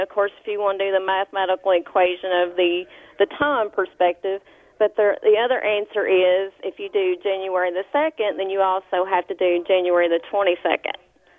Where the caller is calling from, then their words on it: Greensburg, Kentucky, United States; I am calling from Greensburg, Kentucky.